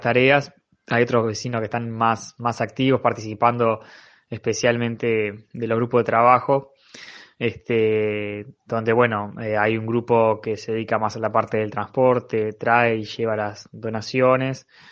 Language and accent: Spanish; Montevideo, Uruguay; soy vecino de Pajas Blancas